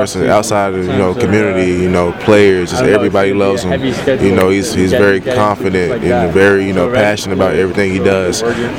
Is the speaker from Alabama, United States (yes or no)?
no; North Carolina, United States; growing up in North Carolina, you know, I'm an ACC guy.